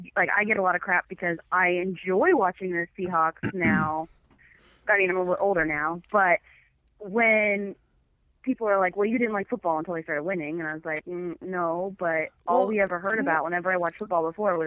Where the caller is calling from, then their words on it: Seattle, Washington, United States; I'm calling from Seattle, actually.